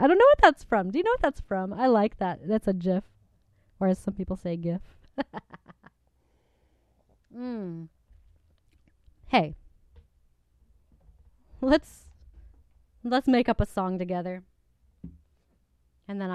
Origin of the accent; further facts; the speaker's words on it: Michigan, United States; now in Los Angeles, United States; growing up in Michigan